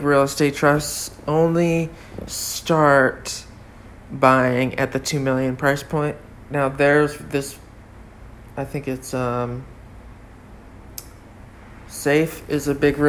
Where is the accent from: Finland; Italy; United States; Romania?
United States; North Hampton, New Hampshire; also born or lived in Exeter, New Hampshire; now in Florida, United States; I was born in Exeter, New Hampshire, and grew up in Northampton, New Hampshire.